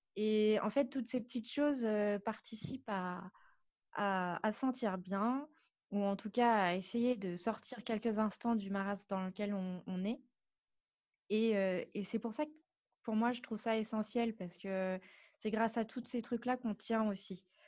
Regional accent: Paris, Île-de-France, France; moved away as an adult; now in Biarritz, France; je suis parisienne, je suis née à Paris, j'ai grandi à Paris

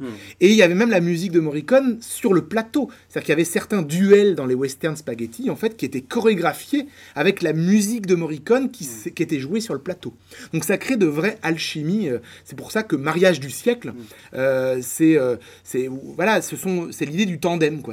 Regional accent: Poitiers, Nouvelle-Aquitaine, France; moved away as an adult; now in Paris, France; je viens de Poitiers et donc j'ai fait mes études à Poitiers

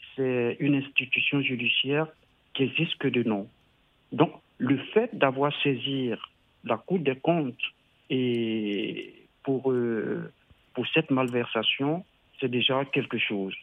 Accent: Côte d’Ivoire; moved away; J'étais en vacances dans mon pays d'origine, la Côte d'Ivoire

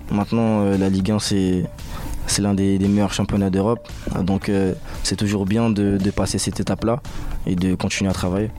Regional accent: Paris suburbs, Île-de-France, France; moved away; On vient souvent des, banlieues de Paris

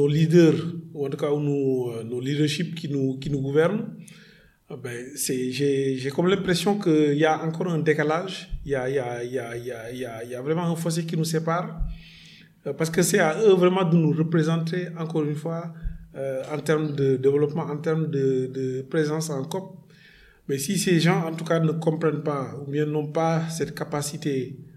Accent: Senegal

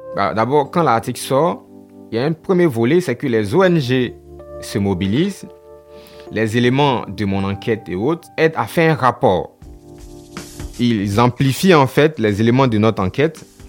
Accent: Côte d’Ivoire; Chez nous en Afrique et particulièrement en Côte d'Ivoire

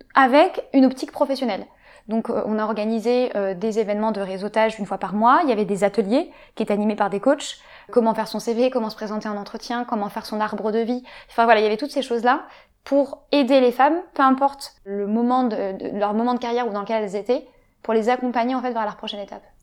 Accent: Paris, Île-de-France, France; also born or lived in London; j'ai grandi sur Paris

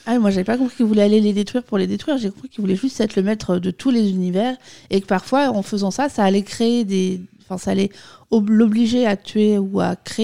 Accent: France; nous, en tant que Français

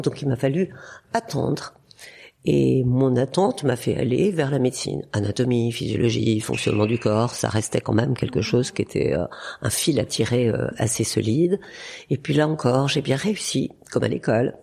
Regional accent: Burgundy, Bourgogne-Franche-Comté, France; je suis née en Bourgogne avec une une vie avec des frères et sœurs euh, très proches de la nature

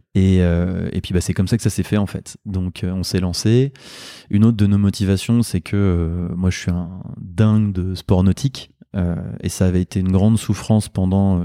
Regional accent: Le Havre, Normandy, France; moved away as an adult; also born or lived in Rouen / Caen / Lyon / New Caledonia; now in Lille, France; je suis originaire de Normandie, j'ai grandi au Havre, fait mes études à Rouen, à Caen euh, et en partie à Lyon

